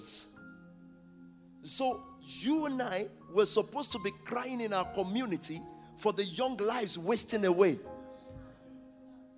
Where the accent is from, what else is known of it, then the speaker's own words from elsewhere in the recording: Nigeria; moved away; When we were growing up in Nigeria